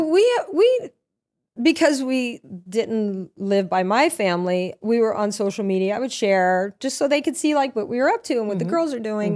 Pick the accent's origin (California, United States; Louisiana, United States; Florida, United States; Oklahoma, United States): Louisiana, United States; Lafayette; moved away; also born or lived in Norwalk, Connecticut; I'm from Louisiana